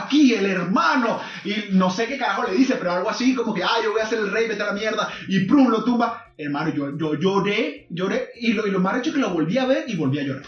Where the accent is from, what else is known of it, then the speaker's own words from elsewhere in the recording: Zulia, Venezuela; moved away; yo soy de un pueblo pequeño de, la costa oriental, no soy de Maracaibo